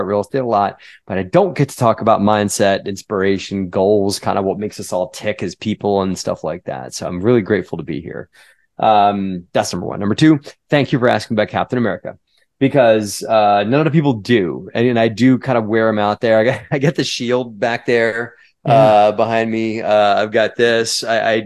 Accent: United States; I'm an American

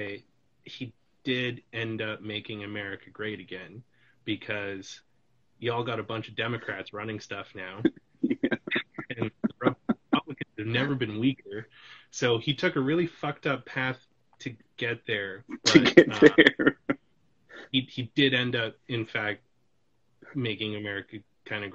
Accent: British Columbia, Canada; also born or lived in Calgary, Alberta; I grew up in British Columbia

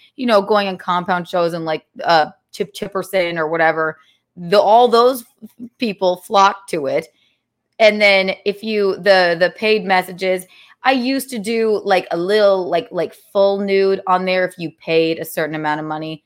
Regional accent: South Carolina, United States; I grew up in South Carolina

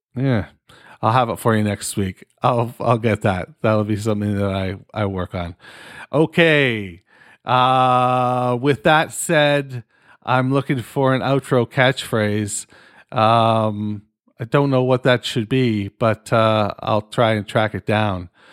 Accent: Canada; I'm fucking Canadian

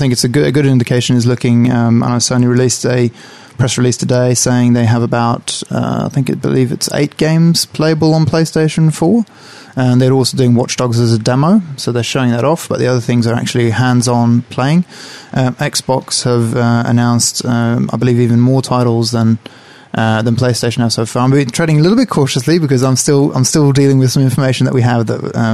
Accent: Sweden; now in New Zealand; I'm from Sweden

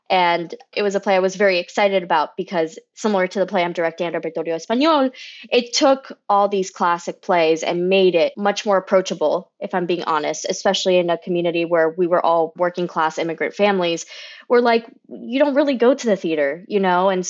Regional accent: Kissimmee, Florida, United States; I am a first generation Cuban American director and producer. I grew up in Kissimmee, Florida. I like to say Mickey's armpit about 10 minutes away

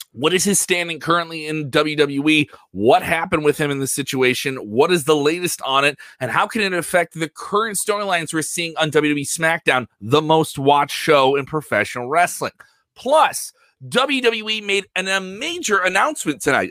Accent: Ireland; Me as an Irish guy

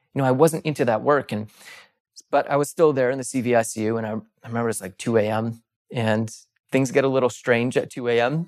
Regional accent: East Coast, United States; moved away as an adult; I started popping around to different E Rs in where, where I grew up on the East Coast

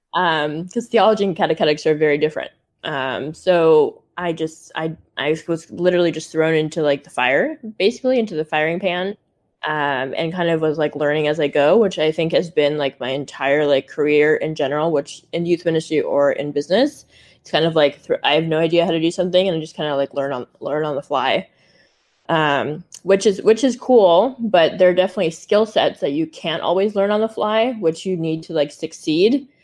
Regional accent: Silicon Valley, California, United States; I grew up in Silicon Valley

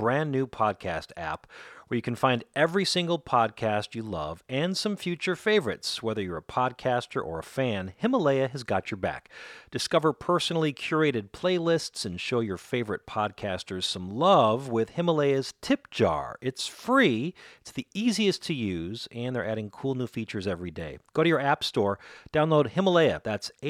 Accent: St. Cloud, Minnesota, United States; now in Chicago, United States; I grew up in Minnesota, actually in St. Cloud, about an hour north of Minneapolis, but moved to Minneapolis when I was 12

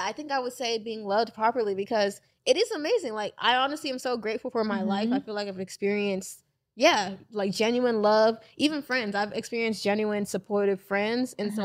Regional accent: Nigeria; I'm Nigerian

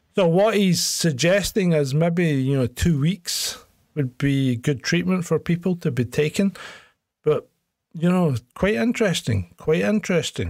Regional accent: Scotland, United Kingdom; also born or lived in Hong Kong; they put me back into the Scottish school system where I would have been if I hadn't been away

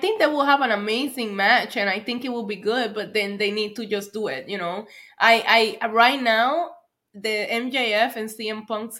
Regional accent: New York, United States; as a New Yorker

